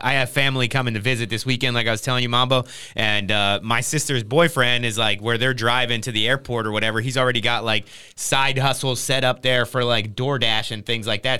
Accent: Trenton, New Jersey, United States; moved away; I grew up in Trenton, New Jersey

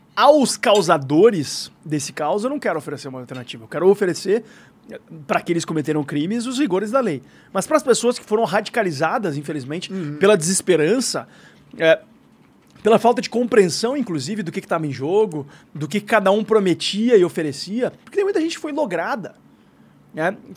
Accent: Brazil; não é minha terra. Não é não, não estão as pessoas que eu amo, não estão as, as minhas conexões pessoais, afetivas, culturais, as minhas referências

